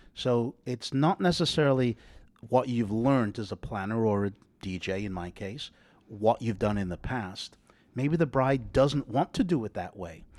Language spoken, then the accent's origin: English; England, United Kingdom; moved away; I'm English